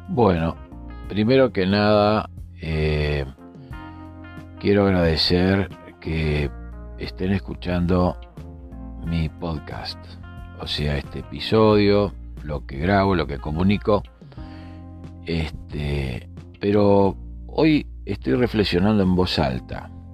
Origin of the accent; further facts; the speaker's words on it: Montevideo, Uruguay; mi país, desde Montevideo, en Uruguay